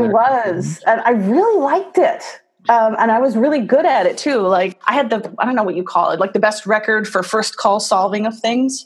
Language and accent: English; La Crosse, Wisconsin, United States; moved away as an adult; now in New York, United States; I grew up on the west side of Wisconsin